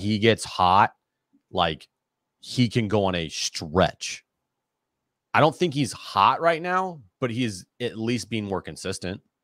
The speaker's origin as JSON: {"language": "English", "area": "Sonoma County", "region": "California", "country": "United States", "tie": "born or raised there", "said": "I was born in Sonoma County"}